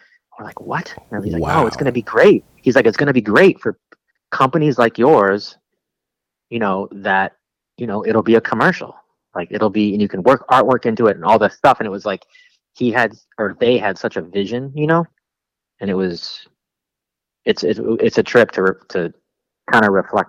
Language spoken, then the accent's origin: English; Lakewood, California, United States; also born or lived in Bellflower / Downey / Norwalk / Bell Gardens; No. So I was born in Lakewood, but then I bounced around that whole zone, like Lakewood, Bellflower, Downey, you know, Norwalk, Bell Gardens, like that whole zone, Pico Rivera, that whole zone right there